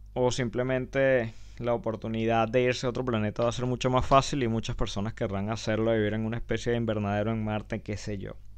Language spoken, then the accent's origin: Spanish; Venezuela; como venezolanos